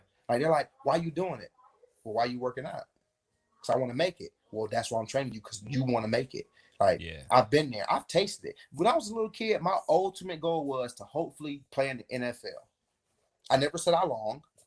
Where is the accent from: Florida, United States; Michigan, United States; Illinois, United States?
Florida, United States; Davenport; I'm a kid from Polk County